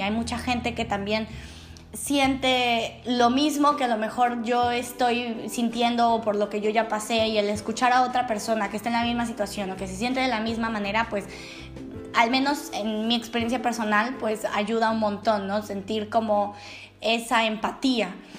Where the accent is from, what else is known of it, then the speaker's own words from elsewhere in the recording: Mexico; now in Netherlands; una mexicana viviendo en Holanda